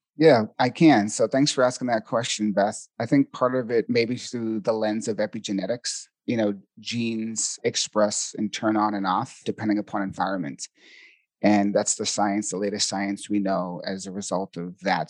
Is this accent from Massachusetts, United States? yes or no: yes; Boston, Massachusetts, United States; accent: Boston; now in Sedona, United States; I'm originally from Boston, Massachusetts, so you might hear a little bit of a Boston accent